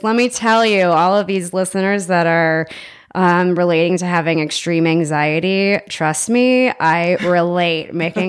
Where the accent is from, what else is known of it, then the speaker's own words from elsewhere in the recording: Massachusetts, United States; So I am from Massachusetts originally. I don't think I have an accent, but if I've been hanging around my family, I start dropping my ahs.